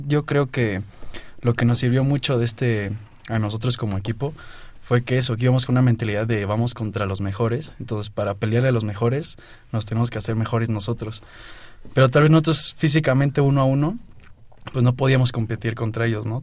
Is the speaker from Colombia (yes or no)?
no; Oaxaca, Mexico; now in Mexico City, Mexico; yo nací aquí en la Ciudad de México, pero desde muy chiquito me fui a Oaxaca. Desde los dos años me fui a Oaxaca.